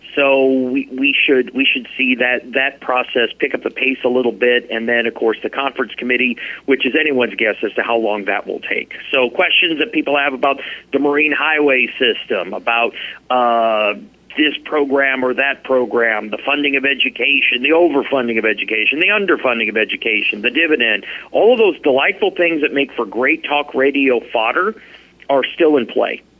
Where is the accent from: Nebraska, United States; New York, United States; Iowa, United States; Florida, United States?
Nebraska, United States; now in Alaska, United States; I grew up in Nebraska